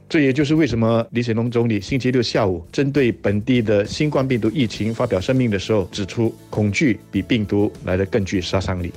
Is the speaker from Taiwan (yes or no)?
no; Singapore; 我对我们新加坡人会做出这样子的一种反应